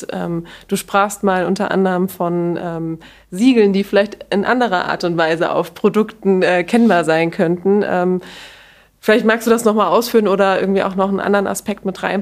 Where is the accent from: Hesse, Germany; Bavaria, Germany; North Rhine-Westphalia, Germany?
Hesse, Germany; ja, ich komme ursprünglich aus Hessen.